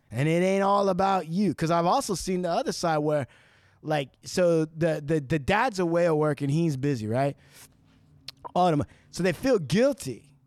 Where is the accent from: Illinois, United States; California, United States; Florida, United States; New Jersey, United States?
California, United States; Santa Ana; I was born in Santa Ana